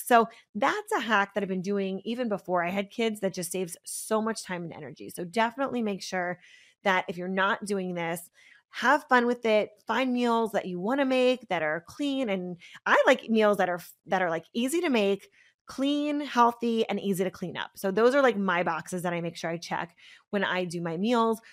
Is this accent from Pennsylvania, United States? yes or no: yes; Pennsylvania, United States; I'm from Pennsylvania, so we had these, like, milkmen